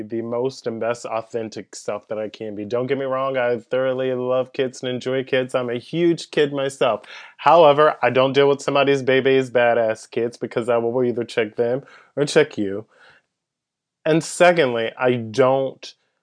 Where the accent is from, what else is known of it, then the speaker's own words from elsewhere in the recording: Pensacola, Florida, United States; also born or lived in Andalusia, Alabama; I grew up in Pensacola, Florida. I was born in Andalusia, Alabama